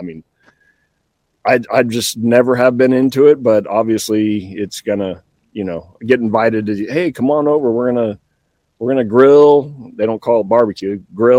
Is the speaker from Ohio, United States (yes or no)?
no; California, United States; moved away as an adult; now in Georgia, United States; growing up in California